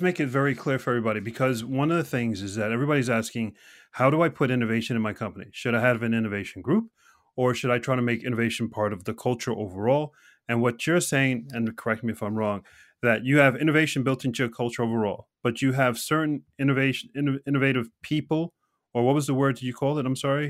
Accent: United States; now in Norway; an American living here in Norway

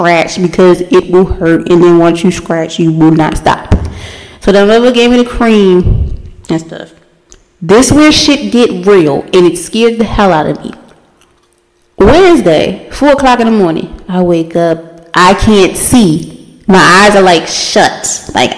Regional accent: United States; As a black person, especially as African American woman

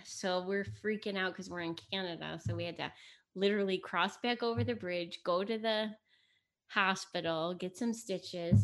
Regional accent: United States; first language Italian; English is a second language; my parents were born in Italy. They got married and then they moved here. I was born in the United States, but I was first generation. I didn't speak English till I went to kindergarten

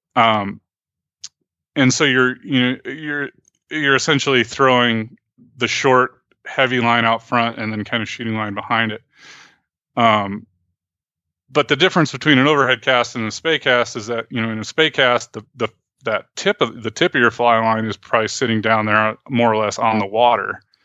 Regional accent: New York, United States; also born or lived in Oregon / Montana; now in Helena, United States; where I grew up back in New York

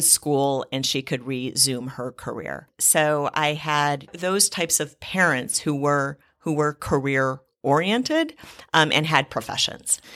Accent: Cleveland, Ohio, United States; I grew up in Cleveland, Ohio

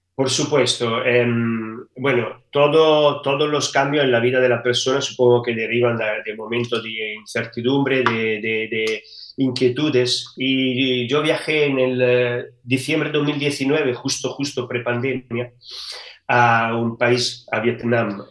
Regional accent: Italy; Spanish is a second language; moved away as an adult; now in Seville, Spain; Italia de donde, de donde soy de origen.

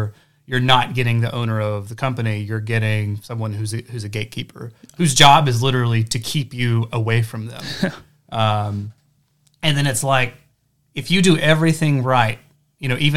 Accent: Hayden, Alabama, United States; now in Huntsville, United States; I'm from Hayden, Alabama. It's about an hour south

